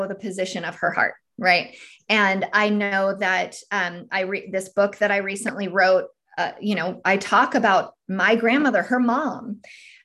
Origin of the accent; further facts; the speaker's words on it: California, United States; moved away as an adult; now in Tennessee, United States; I'm actually originally from California